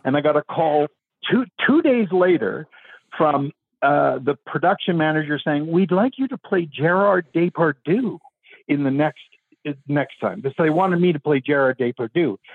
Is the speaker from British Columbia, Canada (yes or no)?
yes; Vancouver, British Columbia, Canada; I am actually from Vancouver. That's where I live